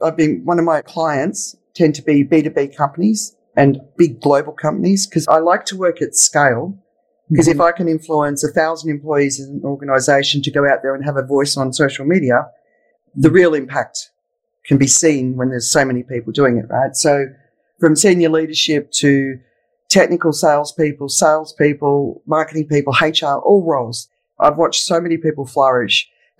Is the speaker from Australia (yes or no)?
yes; Australia; moved away as an adult; now in Phuket, Thailand; So I'm Australian. I'm living in Phuket in Thailand. And I left Australia in 1995.